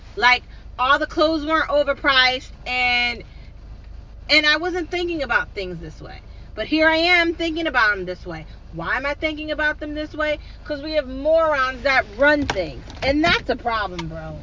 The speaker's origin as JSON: {"language": "English", "country": "United States", "said": "I'm American. It's how I was raised. It's how I grew up"}